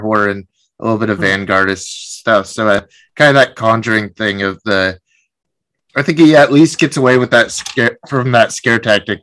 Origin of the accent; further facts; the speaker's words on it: Seattle, Washington, United States; I'm from Seattle